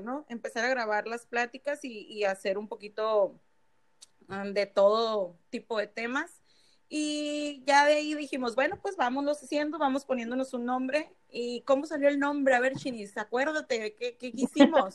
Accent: San Luis Río Colorado, Sonora, Mexico; soy de Salud Río Colorado, Sonora, como lo somos las, las cuatro que estamos aquí conectadas

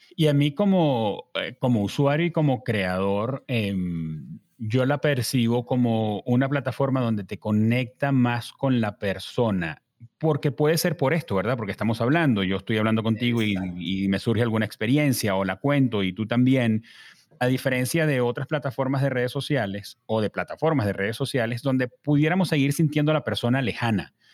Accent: Caracas, Capital District, Venezuela; uno como caraqueño, yo

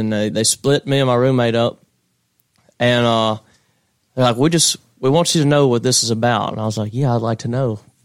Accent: Hazlehurst, Mississippi, United States; moved away as an adult; now in Austin, United States; Hazelhurst, Mississippi is my hometown

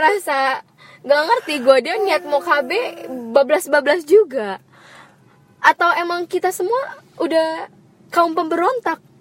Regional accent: Jakarta, Indonesia; also born or lived in Bekasi; gue lahir di Jakarta.

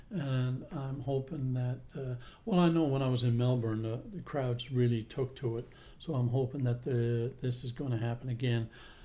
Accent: Gander, Newfoundland and Labrador, Canada; I'm a little bit different in a lot of ways because I grew up in Gander and I was influenced by the international flights and we had a military base and everything else. So my language is a little bit more mainlandish than it is Newf.

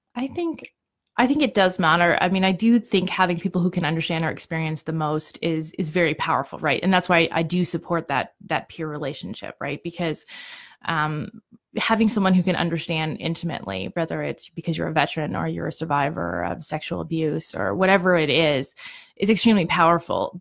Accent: Ontario, Canada; moved away as an adult; now in Calgary, Canada; I came to Calgary, some, I'm originally from Ontario

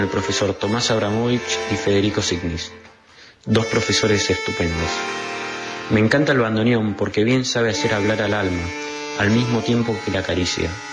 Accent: Núñez, Buenos Aires, Argentina; soy de Núñez y tengo 15 años

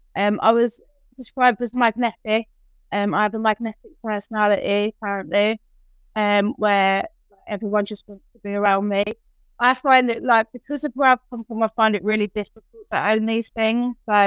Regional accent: Newcastle upon Tyne, North East England, United Kingdom; born there; accent: Liverpudlian; Okay, so I am Geordie born.

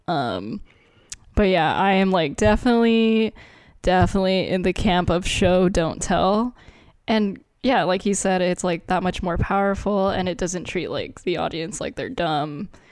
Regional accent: United States; also born or lived in Philippines; we grew up in America, but, and we're Asian. I mean, I was born in the Philippines, but I moved here when I was one

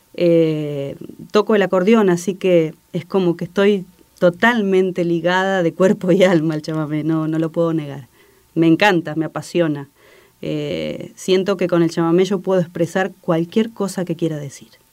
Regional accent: Campana, Buenos Aires Province, Argentina; now in Paraná, Argentina; en un barrio de la ciudad de Campana, de donde soy oriunda.

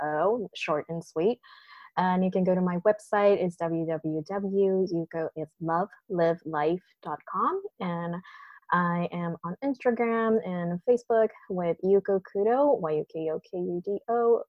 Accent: Japan; English is a second language; moved away as an adult; also born or lived in West Coast, United States; now in New York City, United States; I grew up in Japan till 19

